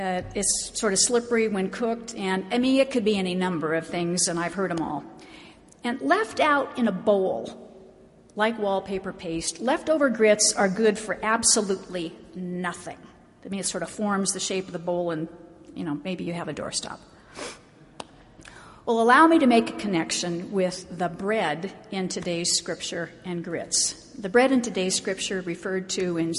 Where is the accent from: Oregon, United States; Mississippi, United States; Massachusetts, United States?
Oregon, United States; now in Salt Lake City, United States; I grew up in Oregon